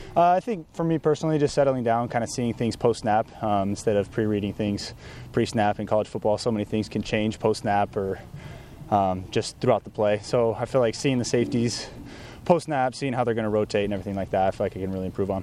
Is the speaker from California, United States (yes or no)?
yes; Southern California, United States; growing up in Southern California